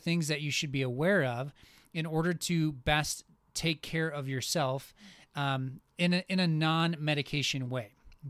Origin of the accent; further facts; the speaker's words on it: Minnesota, United States; And so like I came from Minnesota, and we for like, I don't know, 4, maybe 5 months of the year, it just never made sense to go outside.